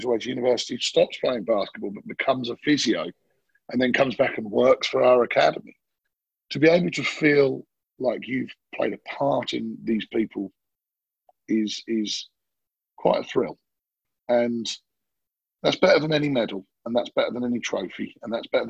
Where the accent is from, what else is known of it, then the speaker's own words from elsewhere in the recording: Ipswich, East of England, United Kingdom; I get to raise my family where I grew up, which is this beautiful countryside town